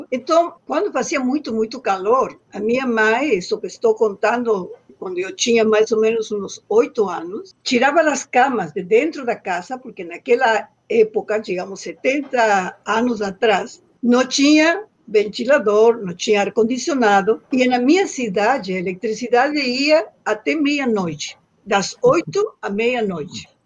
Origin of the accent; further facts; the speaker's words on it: Loreto, Santiago del Estero, Argentina; born there; pequena, bem no interior do norte da Argentina, é um estado que se chama Santiago del Estero e a cidade onde eu nasci se chama Loreto.